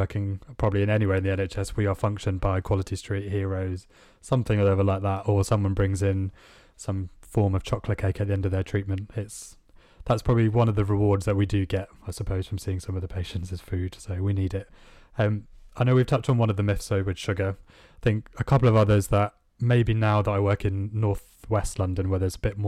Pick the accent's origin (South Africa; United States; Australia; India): India; now in United Kingdom; I grew up in India